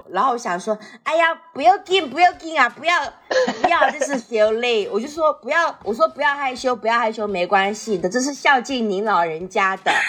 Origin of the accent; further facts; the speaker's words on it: Fujian, China; 跟我们福建人这么像